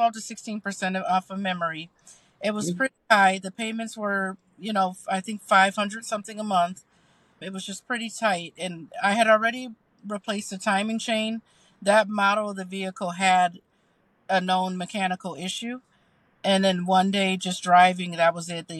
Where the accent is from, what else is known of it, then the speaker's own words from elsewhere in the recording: Chicago, Illinois, United States; moved away as an adult; also born or lived in Evanston, Illinois; now in Kenosha, United States; I grew up in the Chicagoland area